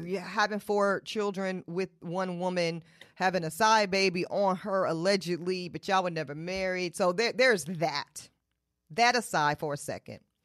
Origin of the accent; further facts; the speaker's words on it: Charlotte, North Carolina, United States; I'm from Charlotte, North Carolina. I was raised in Charlotte, North Carolina.